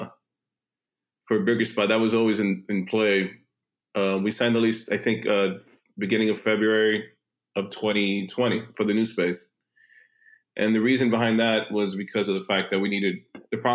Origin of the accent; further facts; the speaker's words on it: New York City, New York, United States; also born or lived in Long Island City, Queens / Astoria, Queens; I grew up in the city. I grew up in Manhattan mostly for most of my life, lived in Long Island City a little bit in Astoria as a kid